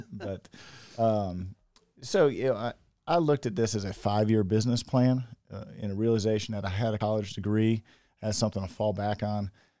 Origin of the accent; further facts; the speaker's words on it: Indiana, United States; So I grew up just outside of Indianapolis. I've got two sisters.